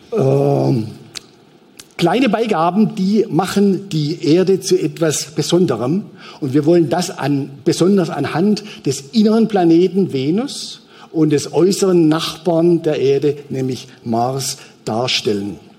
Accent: Switzerland; als Schweizer

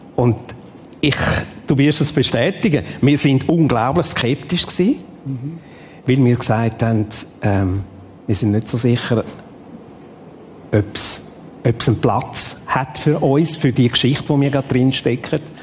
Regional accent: Ticino, Switzerland; Ich bin in Tessin aufgewachsen

